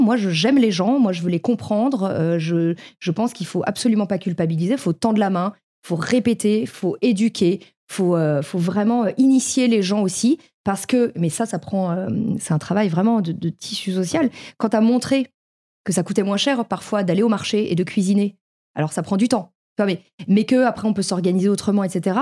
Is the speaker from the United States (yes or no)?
no; Paris, Île-de-France, France; moved away; j'ai vécu à Paris, j'ai grandi à Paris